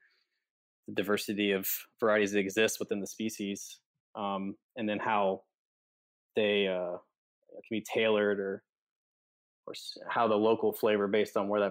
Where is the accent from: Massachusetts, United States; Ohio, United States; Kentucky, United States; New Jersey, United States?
Kentucky, United States; moved away as an adult; also born or lived in Fort Worth, Texas; I grew up in Kentucky, and I'm a third-generation member of the whiskey industry.